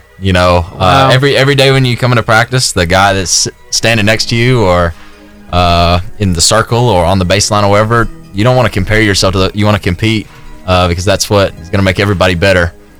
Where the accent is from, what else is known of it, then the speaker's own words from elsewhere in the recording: Kentucky, United States; moved away; I'm originally from Kentucky, so that's who I root for.